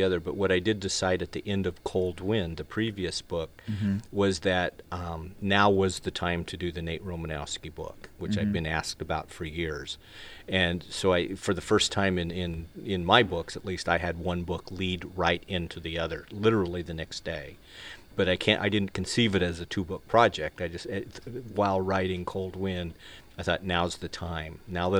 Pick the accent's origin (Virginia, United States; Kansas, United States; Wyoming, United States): Wyoming, United States; the guy is a friend of mine that I grew up with in Wyoming